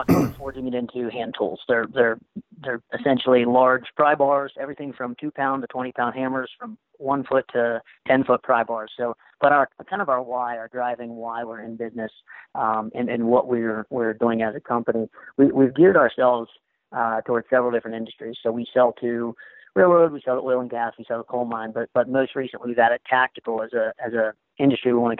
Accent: Moundsville, West Virginia, United States; also born or lived in Orlando, Florida; now in Wheeling, United States; Was born and raised in Moundsville, West Virginia.

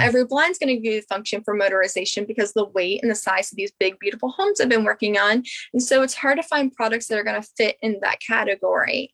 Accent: Harpers Ferry, West Virginia, United States; now in Morgantown, United States; I'm from Harper's Ferry, West Virginia. I'm born and raised in West Virginia.

